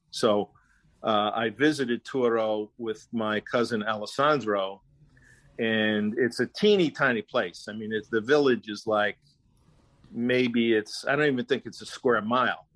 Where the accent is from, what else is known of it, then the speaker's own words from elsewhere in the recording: New Jersey, United States; the only family that I know that I ever knew growing up in New Jersey were Italian people